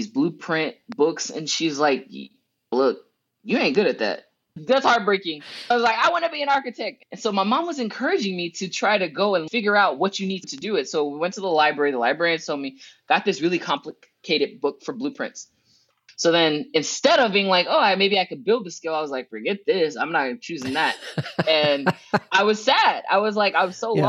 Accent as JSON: {"language": "English", "country": "United States", "also_born_or_lived": "Preston, England", "said": "as an American"}